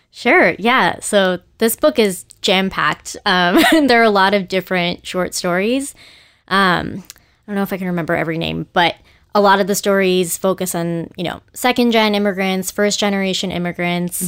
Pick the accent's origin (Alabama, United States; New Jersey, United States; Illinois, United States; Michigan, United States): New Jersey, United States; moved away as an adult; also born or lived in Boston; now in New York, United States; I'm from New Jersey.